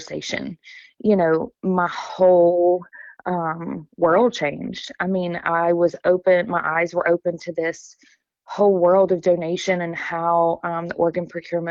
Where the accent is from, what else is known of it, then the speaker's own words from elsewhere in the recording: Alabama, United States; moved away as an adult; now in Lafayette, Louisiana, United States; both born and raised in Alabama